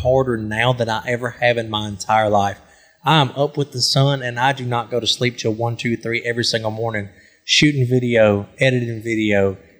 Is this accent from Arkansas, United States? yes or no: yes; Crossett, Arkansas, United States; Born and raised in Crossett, Arkansas. South Arkansas, baby. I'm below the Mason-Dixon.